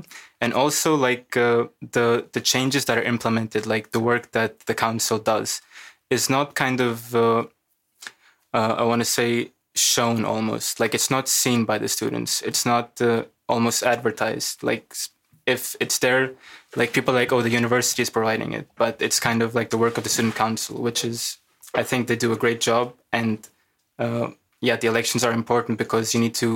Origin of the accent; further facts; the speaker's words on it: Pakistan; now in Amsterdam, Netherlands; I'm from Pakistan